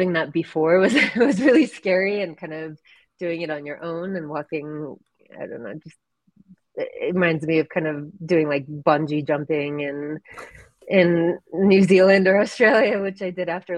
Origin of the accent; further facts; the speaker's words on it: Ukraine; moved away; I'm originally from Ukraine